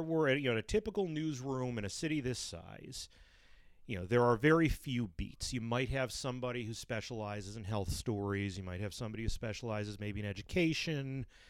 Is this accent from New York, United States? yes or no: yes; Brighton, New York, United States; I'm a Brighton boy, Brighton High, class of eighty-eight